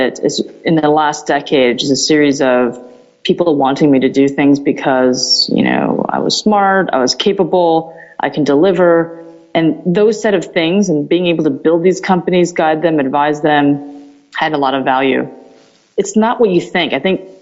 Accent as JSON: {"language": "English", "region": "New Jersey", "country": "United States", "tie": "born or raised there", "also_born_or_lived": "Taiwan", "said": "So I was born in Taiwan, and over the years I spent some time there, pretty much raised in New Jersey"}